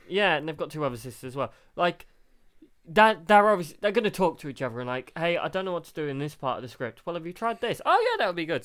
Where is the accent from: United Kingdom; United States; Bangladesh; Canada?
United Kingdom; We're British.